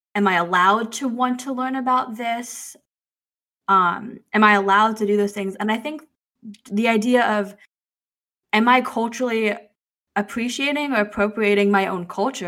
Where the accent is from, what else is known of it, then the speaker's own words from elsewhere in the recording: United States; also born or lived in China; I have an identity of being Chinese, being Asian American, being an adoptee, being Italian American because my adoptive family was Italian American